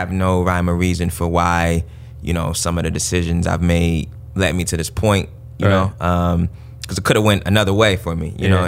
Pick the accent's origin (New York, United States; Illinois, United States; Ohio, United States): Ohio, United States; Columbus; born and raised in the South Side of Columbus